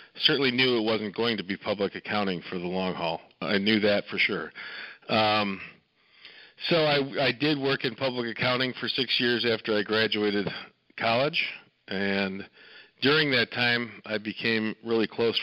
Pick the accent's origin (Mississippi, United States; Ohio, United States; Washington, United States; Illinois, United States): Illinois, United States; Downers Grove; I came from these west suburbs. I grew up here in Downers Grove